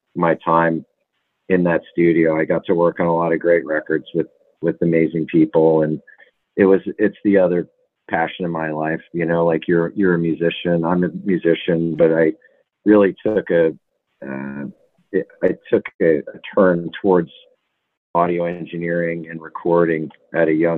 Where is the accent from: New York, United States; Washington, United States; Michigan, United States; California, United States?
New York, United States; Catskill; I was born in Catskill, New York, about 500 years ago. I grew up in the Catskills as a young guy, a very young child